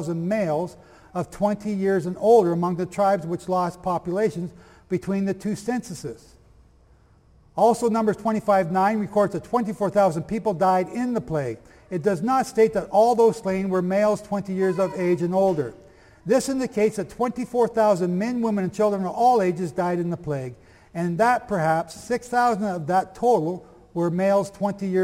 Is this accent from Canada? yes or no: yes; Canada; I'm from Canada.